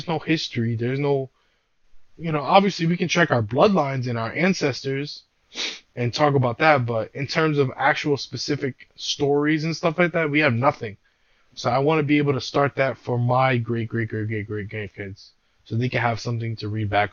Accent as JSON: {"language": "English", "town": "New York City", "region": "New York", "country": "United States", "tie": "born or raised there", "said": "I was born and raised in Brooklyn"}